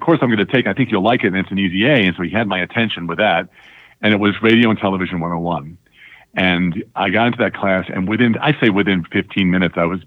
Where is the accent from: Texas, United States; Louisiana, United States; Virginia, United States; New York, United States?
New York, United States; Long Island; growing up on Long Island was a great life